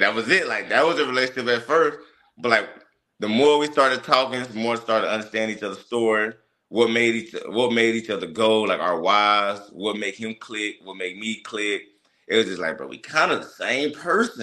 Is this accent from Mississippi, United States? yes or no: yes; Mississippi, United States; we come from Mississippi